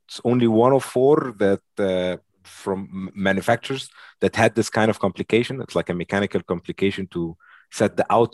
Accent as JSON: {"language": "English", "country": "Egypt", "moved": "yes", "said": "I come from Egypt, and I go back to Egypt"}